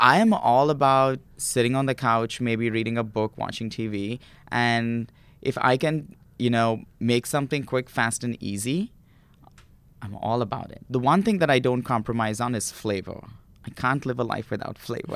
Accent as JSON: {"language": "English", "town": "Mumbai", "region": "Maharashtra", "country": "India", "tie": "born or raised there", "moved": "yes", "said": "I grew up in India"}